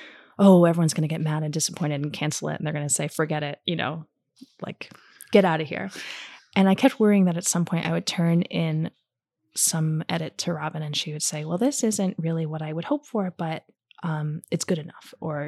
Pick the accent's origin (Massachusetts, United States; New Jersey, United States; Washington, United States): New Jersey, United States; moved away; also born or lived in New York; I'm from Jersey originally.